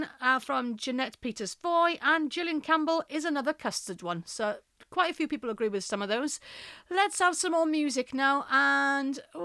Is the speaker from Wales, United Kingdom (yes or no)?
yes; Aberdare, Wales, United Kingdom; my hometown, Aberdare in South Wales